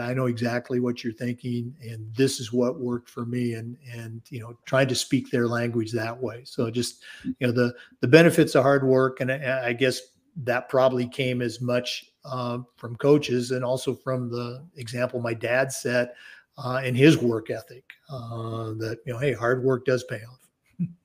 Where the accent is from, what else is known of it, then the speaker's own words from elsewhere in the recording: Oregon, United States; growing up in the Pacific Northwest, uh, born and raised in Oregon